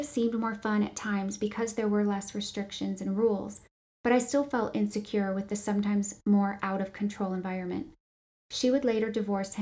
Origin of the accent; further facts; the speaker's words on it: Grand Rapids, Michigan, United States; I was born in Grand Rapids, Michigan to two loving parents